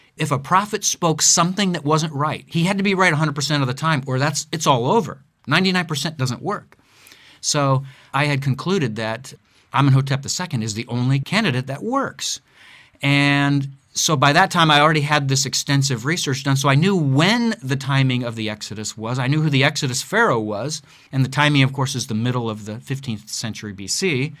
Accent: Akron, Ohio, United States; moved away; also born or lived in Southern California / Chicago; I am, was born and raised in Akron, Ohio

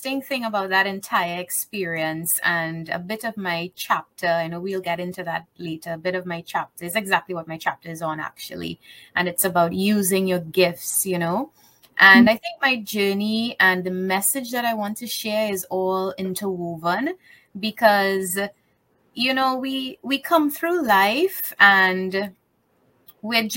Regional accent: Trinidad & Tobago; I live in Trinidad. I'm from the Caribbean

